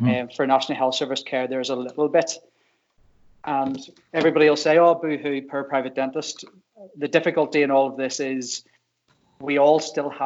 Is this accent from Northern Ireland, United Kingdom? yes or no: yes; Drumbo, Northern Ireland, United Kingdom; now in Hillsborough, United Kingdom; I am originally from Drumbo